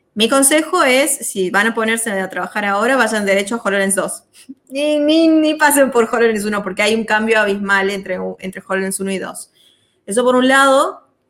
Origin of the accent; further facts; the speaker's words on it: Salta, Argentina; yo soy de Salta